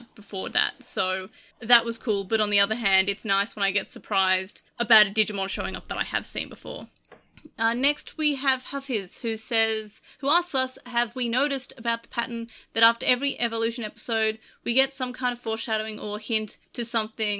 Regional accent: Australia; I'm Australian

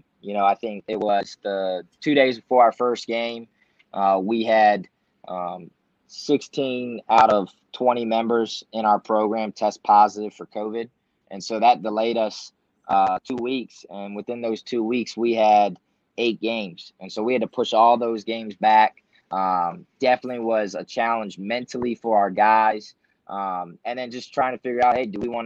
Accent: Baltimore, Maryland, United States; now in Lansing, United States; I'm originally from Baltimore, Maryland

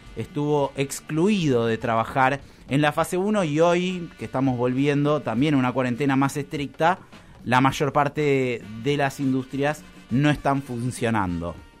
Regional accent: Argentina; En Argentina tenemos

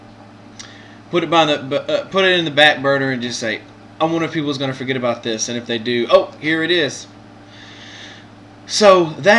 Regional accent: Mississippi, United States; I'm from Mississippi

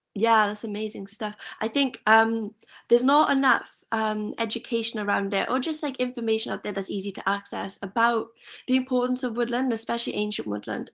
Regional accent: Merthyr Tydfil, Wales, United Kingdom; I'm from Merthyr

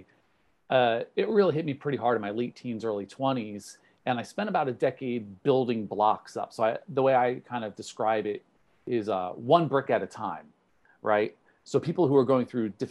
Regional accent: New Jersey, United States; I'm from New Jersey

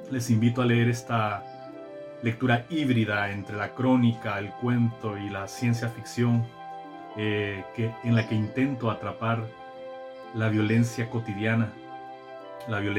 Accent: Sabana Grande, Francisco Morazán, Honduras; also born or lived in Tegucigalpa; soy hondureño Nací en Sabana Grande, Francisco Morazán, en el año de 1974. En 1989 me trasladé a Tegucigalpa

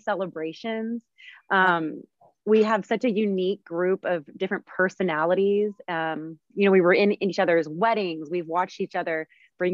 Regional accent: Houston, Texas, United States; also born or lived in Arizona / New York City; I was born and raised in Houston.

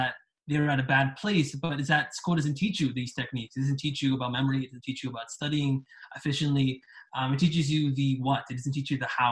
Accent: Canada; I am from Canada

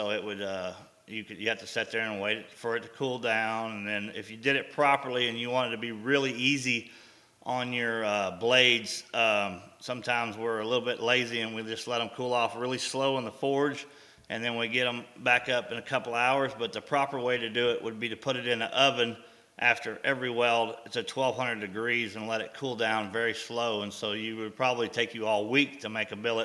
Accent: Abilene, Texas, United States; also born or lived in Moscow, Idaho; we had come on back to Abilene, Texas

